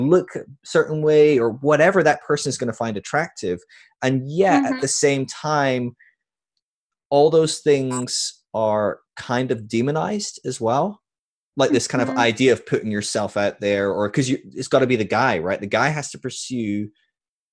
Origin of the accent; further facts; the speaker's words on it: Scotland, United Kingdom; moved away as an adult; also born or lived in California; I was from Scotland